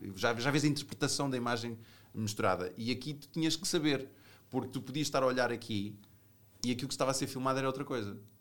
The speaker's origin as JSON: {"language": "Portuguese", "country": "Portugal", "said": "fora de Portugal, eh, eu, eu digo que sou português"}